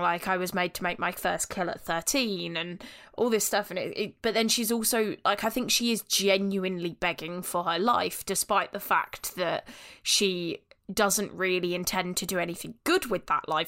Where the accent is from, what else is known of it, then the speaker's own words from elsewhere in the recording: Northampton, East Midlands, United Kingdom; we in Northampton